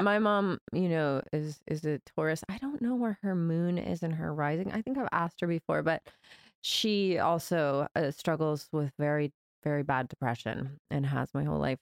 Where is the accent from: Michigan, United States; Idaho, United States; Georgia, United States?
Georgia, United States; moved away as an adult; also born or lived in Brazil / New York; I grew up in Georgia, um, my dad's from Brazil, so I spent my summers in Brazil as a kid